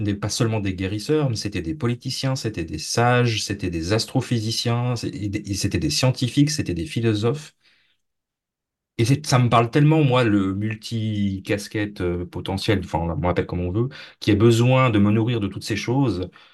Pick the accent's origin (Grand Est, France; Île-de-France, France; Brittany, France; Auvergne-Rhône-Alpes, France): Brittany, France; je suis français, mais je viens de, la région bretonne, donc pas très loin de la région bretonne